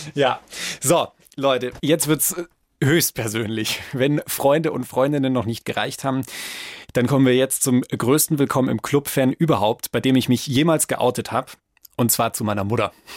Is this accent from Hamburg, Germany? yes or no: no; Franconia, Bavaria, Germany; ich bin in Franken aufgewachsen.